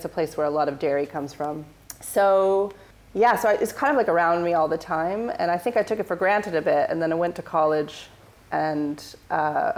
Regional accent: Northern California, United States; moved away as an adult; also born or lived in San Francisco; now in London, United Kingdom; I'm from Northern California. I come from this really small town where we're very lucky there.

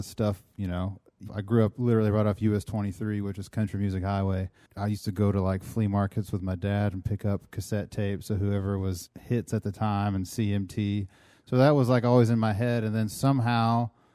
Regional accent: Louisa, Kentucky, United States; moved away; I'm from Louisa, Kentucky

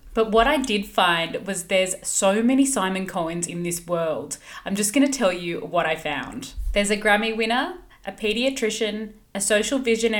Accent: Sydney, New South Wales, Australia; I'm from Sydney.

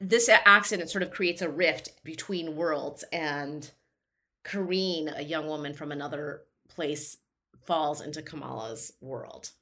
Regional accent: Chicago, Illinois, United States; my hometown and to all my, my bissies in Chicago

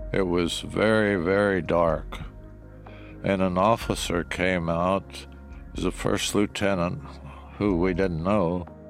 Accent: Shanksville, Pennsylvania, United States; I was born in Shanksville, Pennsylvania

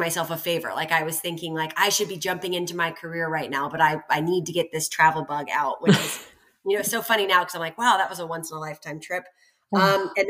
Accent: Atlanta, Georgia, United States; also born or lived in Tallahassee; I was raised in Atlanta, which is where I am now in Sandy Springs

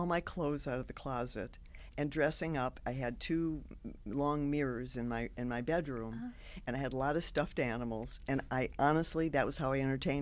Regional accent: Detroit, Michigan, United States; I lived in the same house my whole life till I went to college, and I went to Mumford High School in Detroit

